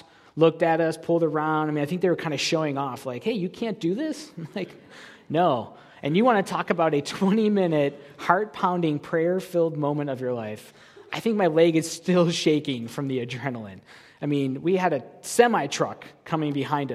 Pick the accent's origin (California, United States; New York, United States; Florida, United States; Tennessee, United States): New York, United States; Buffalo; now in Kansas City, United States; I'm from Buffalo, New York